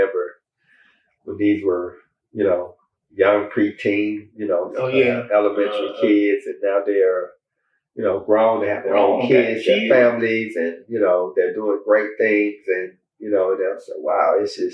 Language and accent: English; Meridian, Mississippi, United States; now in Atlanta, United States; I'm just a little country boy from Meridian, Mississippi.